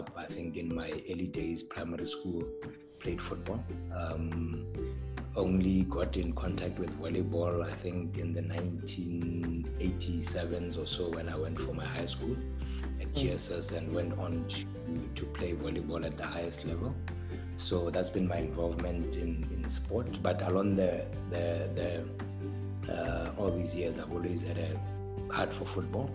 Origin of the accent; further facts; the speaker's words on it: Gaborone, South-East District, Botswana; also born or lived in Mutane; I was born in Gaborone, bred in Gaborone all my life.